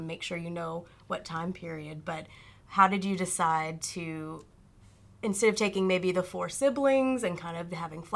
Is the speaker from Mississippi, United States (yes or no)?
yes; Mississippi, United States; We're both from Mississippi.